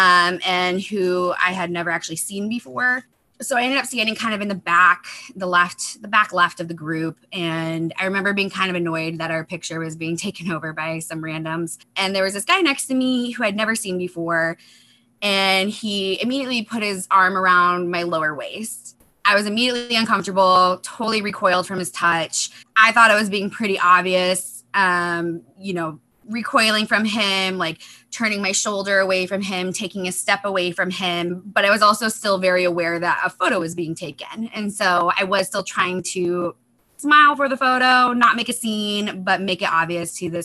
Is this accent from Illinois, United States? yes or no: yes; Chicago, Illinois, United States; moved away as an adult; now in Seattle, United States; I grew up in the Chicago area